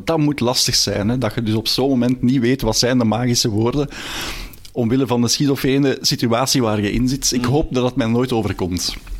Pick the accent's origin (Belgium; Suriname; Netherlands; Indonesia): Belgium; ik ben ik ook een Belg